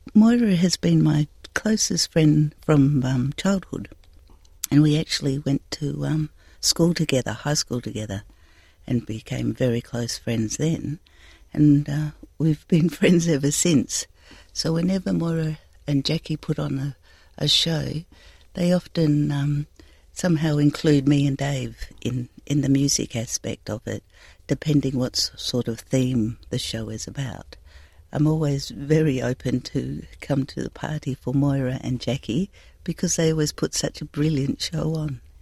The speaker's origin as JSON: {"language": "English", "area": "the Pilbara", "region": "Western Australia", "country": "Australia", "said": "I'm from the Pilbara"}